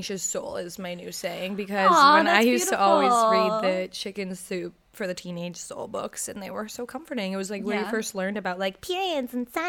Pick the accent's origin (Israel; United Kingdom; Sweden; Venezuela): United Kingdom; I'm British